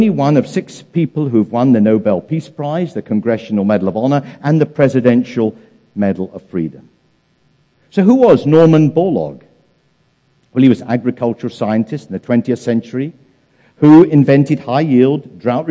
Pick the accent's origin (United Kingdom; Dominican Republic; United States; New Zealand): United Kingdom; England; moved away; In England, my home country